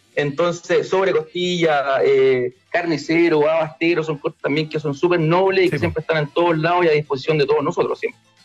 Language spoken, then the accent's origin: Spanish; Chile; somos la selección de Chile